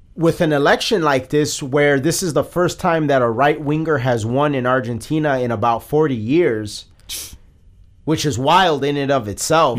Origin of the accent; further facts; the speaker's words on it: United States; we're American